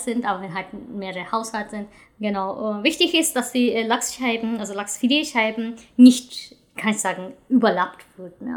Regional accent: Hiroshima, Japan; German is a second language; now in Germany; in meiner Region auf jeden Fall, ich komme aus Hiroshima

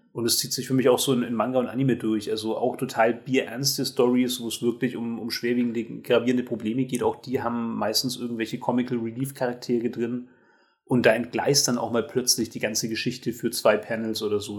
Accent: Germany; als Deutsche

